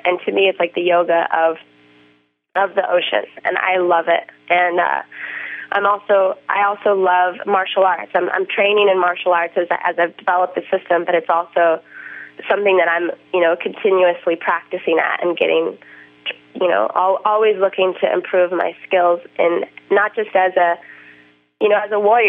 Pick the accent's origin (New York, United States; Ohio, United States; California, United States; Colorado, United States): Colorado, United States; Boulder; also born or lived in Hawaii; I grew up in Boulder and Hawaii where I had like the perfect wave and the warm water.